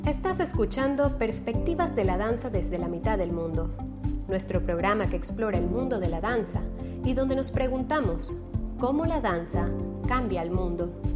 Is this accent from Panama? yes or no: yes; Panama; moved away; also born or lived in Guayaquil; yo soy panameña